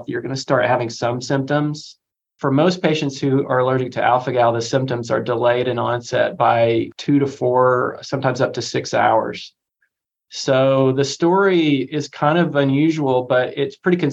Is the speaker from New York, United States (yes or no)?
no; Crossville, Tennessee, United States; also born or lived in Birmingham, Alabama / Connecticut; I grew up in East Tennessee, and my joke is that in my hometown of Crossville, Tennessee